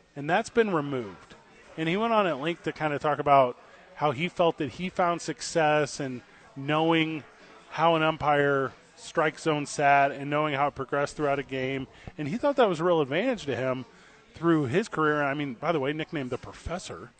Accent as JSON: {"language": "English", "region": "Midwest", "country": "United States", "tie": "born or raised there", "moved": "yes", "said": "I grew up like in the Midwest"}